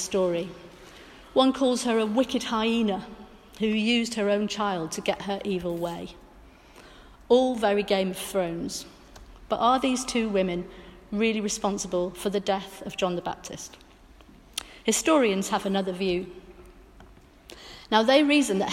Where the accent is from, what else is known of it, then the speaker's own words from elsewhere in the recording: Welsh, Wales, United Kingdom; I'm Welsh Methodist